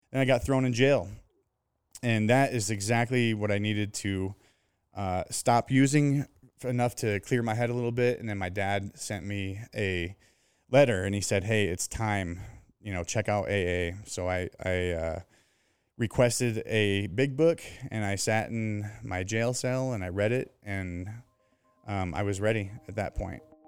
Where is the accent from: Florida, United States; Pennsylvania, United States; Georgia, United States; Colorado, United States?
Colorado, United States; now in San Diego, United States; i was raised in Colorado